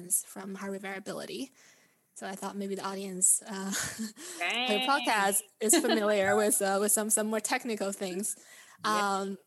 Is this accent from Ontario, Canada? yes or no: no; Vancouver, British Columbia, Canada; also born or lived in Beijing, China; now in San Francisco, United States; I was born and raised in Beijing and grew up in Vancouver, beautiful Vancouver, Canada, and currently living in San Francisco